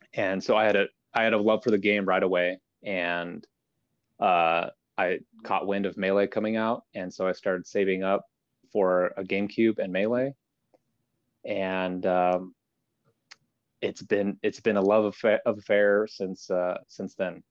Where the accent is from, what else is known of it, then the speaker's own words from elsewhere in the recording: Idaho, United States; I grew up in Idaho